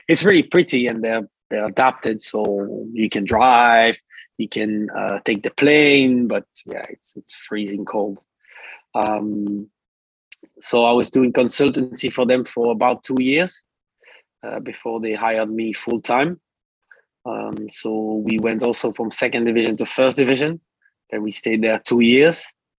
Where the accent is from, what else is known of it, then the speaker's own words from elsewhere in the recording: Belgium; also born or lived in France; So I was born in France in 89. And then we moved to Belgium. So I'm Belgian, I need to say this.